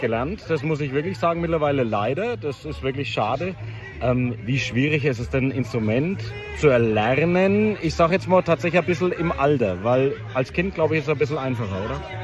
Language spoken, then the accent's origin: German; Küps, Bavaria, Germany; Ich bin in Küps in meiner Heimatgemeinde